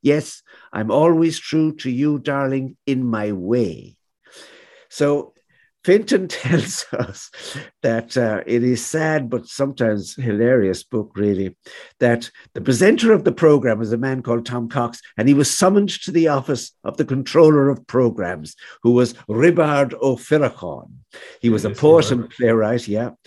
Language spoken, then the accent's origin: English; Galway, Connacht, Ireland; still it's still the town of my childhood